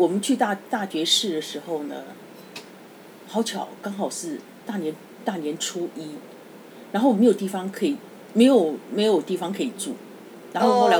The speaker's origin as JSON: {"language": "Chinese", "country": "Taiwan", "said": "我说我台湾来的。"}